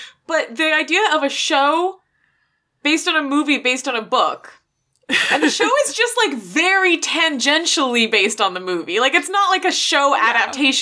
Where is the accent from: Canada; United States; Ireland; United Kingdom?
Canada; We're Canadian